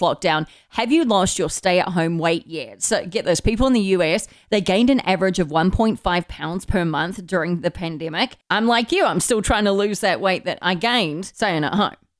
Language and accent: English; New Zealand; Growing up in New Zealand